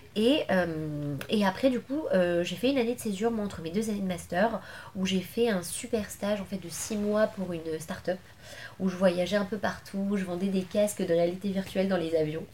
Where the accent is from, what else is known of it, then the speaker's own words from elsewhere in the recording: Levallois-Perret, Île-de-France, France; also born or lived in Paris / Argenteuil; je suis né à Paris et tout j'ai grandi euh, à Levallois-Perret